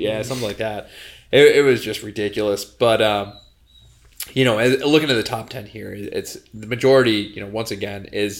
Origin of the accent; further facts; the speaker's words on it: upstate New York, United States; now in Rhode Island, United States; I'm actually from upstate New York, and I joke with her because I'm from further north than she actually is.